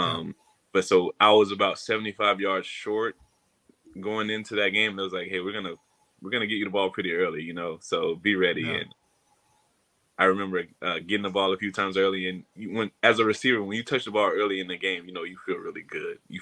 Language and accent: English; Florida, United States; moved away as an adult; me growing up in Florida, being a Florida kid